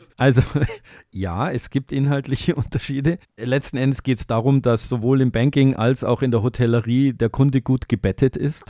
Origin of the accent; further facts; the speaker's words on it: Munich, Bavaria, Germany; gebürtiger Münchner